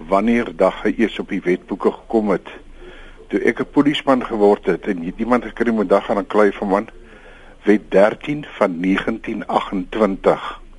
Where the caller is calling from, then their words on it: Western Cape, South Africa; van die Weskus.